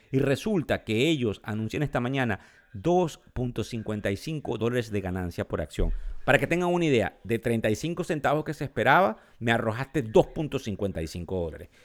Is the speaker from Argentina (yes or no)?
no; Venezuela; moved away; soy venezolano, porque tengo familia en Venezuela, porque tengo amigos, porque son mis raíces, son el lugar de donde vengo